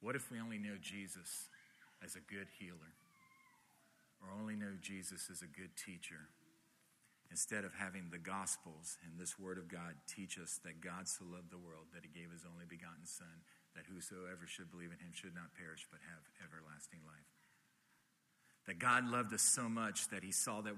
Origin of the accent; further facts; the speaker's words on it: Miami, Florida, United States; I grew up here in Miami